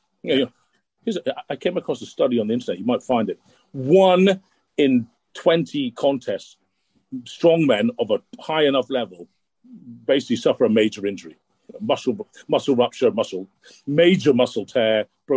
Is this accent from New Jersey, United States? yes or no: no; DuBois, Pennsylvania, United States; I grew up in Pennsylvania. I was in the bowling league there as well.